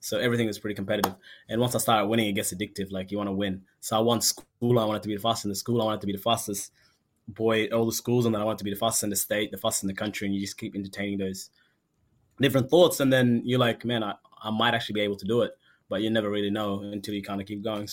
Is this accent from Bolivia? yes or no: no; Sudan; now in Australia; I was born in Sudan